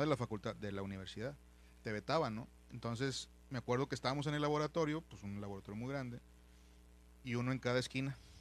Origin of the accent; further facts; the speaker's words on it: San Nicolás de los Garza, Nuevo León, Mexico; also born or lived in Monterrey; me crié y, nací y crecí en, en San Nicolás de los Garza junto con los Ramones Nuevo León.